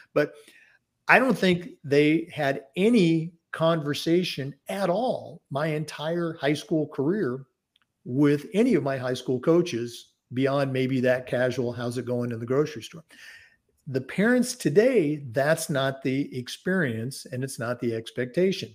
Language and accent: English; Oregon, United States; growing up in the Pacific Northwest, uh, born and raised in Oregon